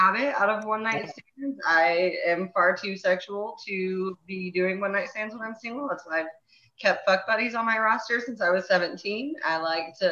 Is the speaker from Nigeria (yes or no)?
no; the South, United States; I'm from the South